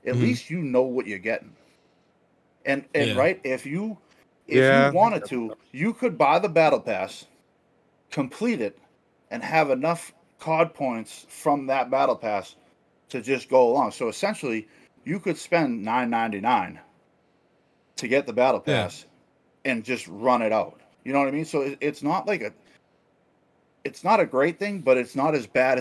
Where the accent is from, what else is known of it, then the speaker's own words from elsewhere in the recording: Boston, Massachusetts, United States; I'm from Boston